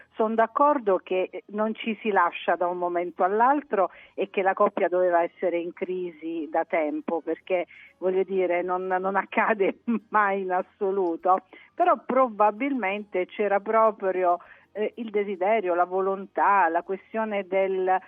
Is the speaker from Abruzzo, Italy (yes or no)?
no; Apulia, Italy; moved away as an adult; io sono pugliese di, di nascita, insomma fino ai miei 19 anni sono stata in Puglia